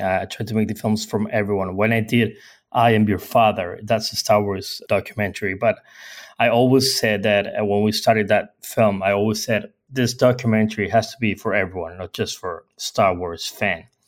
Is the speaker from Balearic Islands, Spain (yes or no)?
yes; Mallorca, Balearic Islands, Spain; English is a second language; I was born in, in Mallorca. Mallorca is an island in the Mediterranean Sea in Spain.